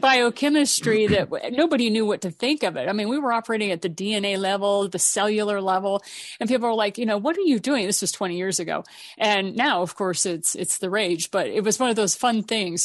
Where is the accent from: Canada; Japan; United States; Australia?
Japan; I was raised in Japan